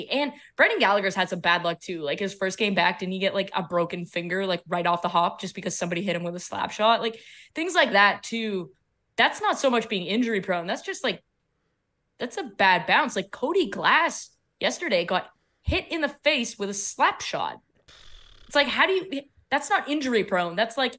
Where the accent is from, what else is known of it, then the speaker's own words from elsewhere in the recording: Canada; Damn, as a Canadian, losing Carey Price, like, that stings.